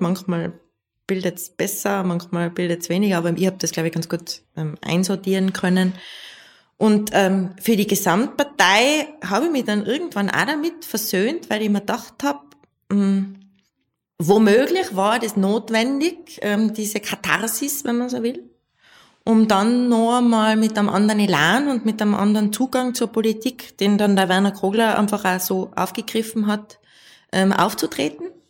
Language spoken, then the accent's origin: German; Tyrol, Austria; bei uns in Tirol